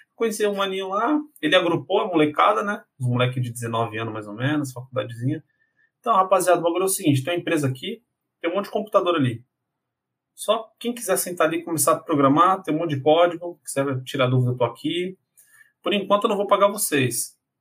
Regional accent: São Paulo, Brazil; Eu nasci, cresci em um bairro de periferia de São Paulo, né? São Paulo uhum. capital. Então eu sou do Jardim Apurá

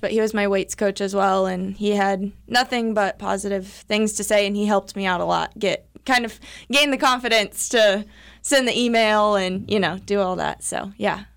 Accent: Odessa, Missouri, United States; I grew up in Odessa

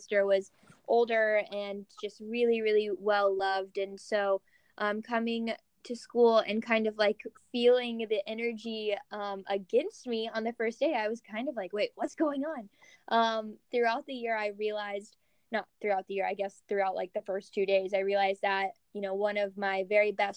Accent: Kentucky, United States; moved away as an adult; also born or lived in San Francisco, California / Scottsdale, Arizona; now in Los Angeles, United States; I grew up in Kentucky

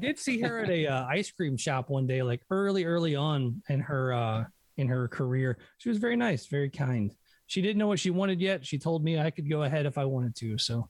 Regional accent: Hendersonville, Tennessee, United States; I grew up in Hendersonville, which is a suburb of Nashville

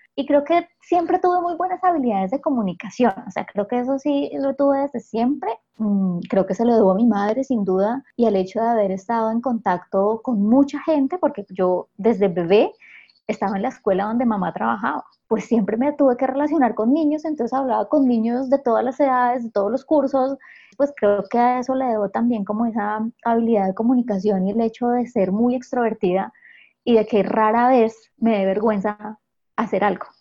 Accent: Acevedo, Huila, Colombia; moved away; yo nací en un pueblo muy pequeñito del sur de Huila que se llama Acevedo

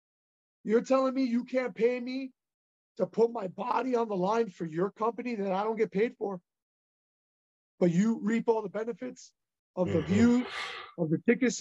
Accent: Union City, New Jersey, United States; I was raised in Union City, New Jersey, Hudson County, New Jersey.

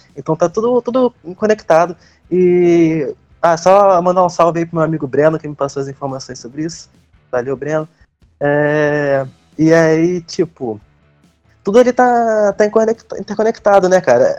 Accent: Rio de Janeiro, Brazil; eu sou do Rio

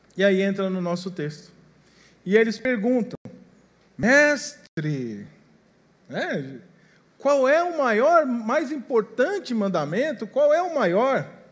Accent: São Paulo, Brazil; Eu sou paulista, mas a família é, é tudo mineira

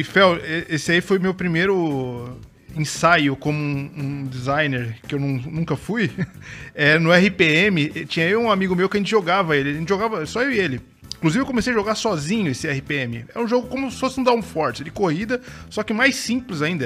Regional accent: São Paulo, Brazil; now in Santa Catarina, Brazil; eu sou de São Paulo, né? Eu passei minha infância inteira em São Paulo. Moro em Santa Catarina há muitos anos

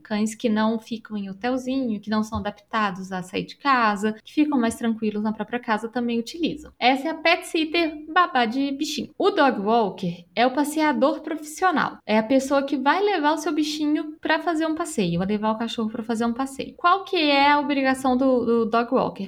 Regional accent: Belo Horizonte, Minas Gerais, Brazil; Eu sou de Belo Horizonte e tenho 34 anos

